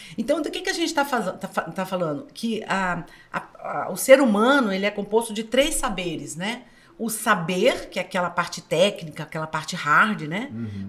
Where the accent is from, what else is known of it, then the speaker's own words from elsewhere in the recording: Minas Gerais, Brazil; sou mineira